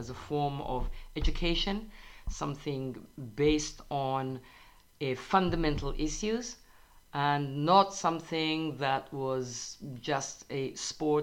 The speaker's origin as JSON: {"language": "English", "region": "London", "country": "United Kingdom", "tie": "born or raised there", "moved": "as an adult", "lives_now": "Israel", "said": "As a youngster in my home country, in England"}